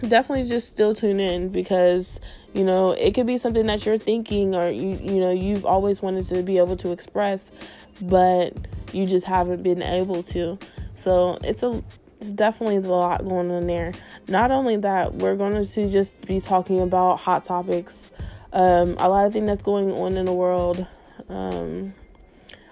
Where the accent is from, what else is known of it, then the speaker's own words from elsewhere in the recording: Canal Winchester, Ohio, United States; moved away as an adult; also born or lived in Columbus, Ohio; now in West Palm Beach, United States; I'm from Columbus, Ohio. Actually, I was raised in Canal Winchester.